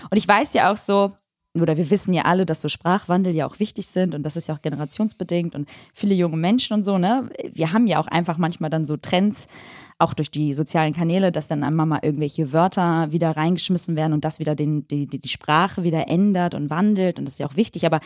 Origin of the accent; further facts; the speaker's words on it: Hamburg, Germany; also tatsächlich bin ich aus Hamburg.